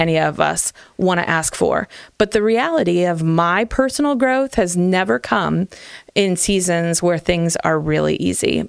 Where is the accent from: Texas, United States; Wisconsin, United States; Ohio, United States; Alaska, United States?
Ohio, United States; Hartville; I grew up in Hartville